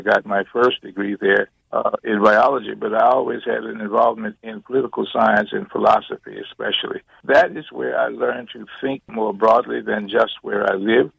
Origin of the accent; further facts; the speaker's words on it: New Orleans, Louisiana, United States; also born or lived in Opelousas, Louisiana; We moved back to New Orleans, Louisiana, which is where I was raised. And that is what I call home for the entirety of my life. I grew up in New Orleans in segregated schools